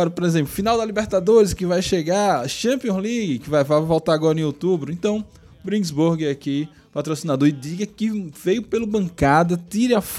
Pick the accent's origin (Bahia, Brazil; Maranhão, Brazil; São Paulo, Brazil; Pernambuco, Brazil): Pernambuco, Brazil; Recife; moved away as an adult; now in Aracaju, Brazil; eu sou natural de Recife. Eu nasci em Recife